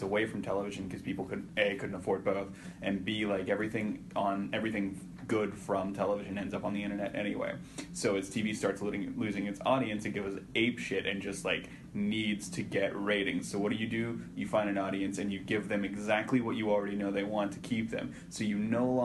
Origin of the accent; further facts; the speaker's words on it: Arkansas, United States; the governors of my home state